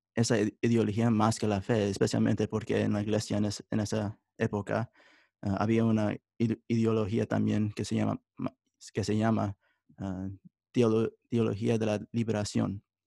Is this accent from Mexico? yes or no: no; United States; Spanish is a second language; also born or lived in Italy; nací en los Estados Unidos y crecí toda mi vida aquí en los Estados Unidos